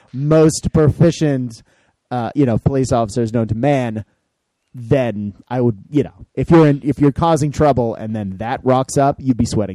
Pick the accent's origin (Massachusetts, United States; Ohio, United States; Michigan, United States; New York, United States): Massachusetts, United States; Boston; I'm from Boston.